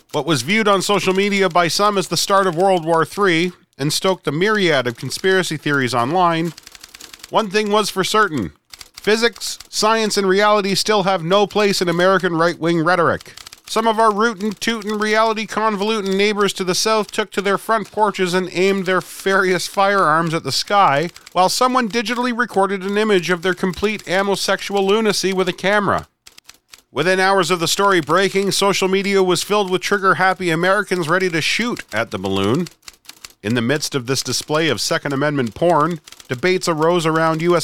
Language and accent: English; Hamilton, Ontario, Canada; born or raised there